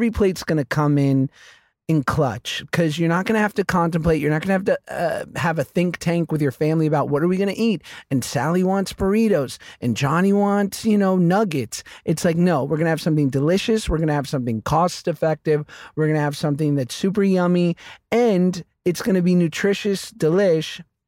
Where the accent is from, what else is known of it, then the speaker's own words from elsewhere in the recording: New York, United States; We're two Jews from New York.